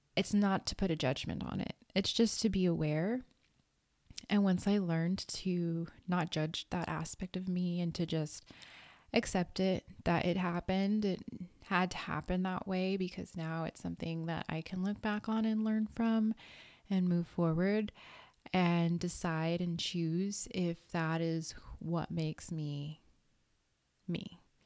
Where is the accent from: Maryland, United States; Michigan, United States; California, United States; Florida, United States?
California, United States; Redondo Beach; I grew up in Los Angeles County, California, in a city called Redondo Beach